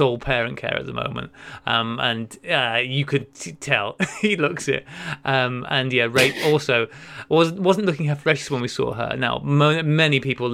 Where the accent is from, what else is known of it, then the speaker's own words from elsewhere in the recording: Gwynedd, North Wales, United Kingdom; moved away; I grew up in Grim Gwynedd